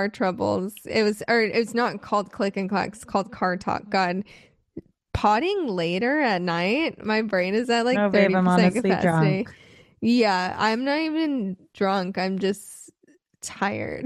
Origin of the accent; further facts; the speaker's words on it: Phoenix, Arizona, United States; moved away; I grew up in Arizona in Phoenix where it gets so hot